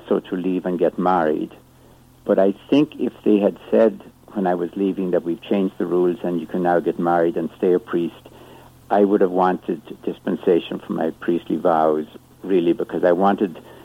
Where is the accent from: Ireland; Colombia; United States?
Ireland; moved away; I grew up in Ireland, as you can probably tell from my accent.